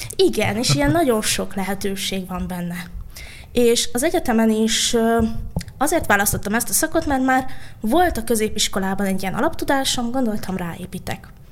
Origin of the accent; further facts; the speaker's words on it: Budapest, Hungary; én a fővárosban nőttem fel, a belvárosban